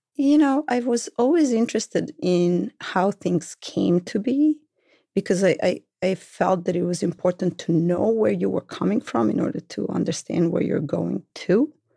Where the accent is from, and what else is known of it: Belgrade, Serbia; born or raised there; moved away as an adult; now in Brooklyn, United States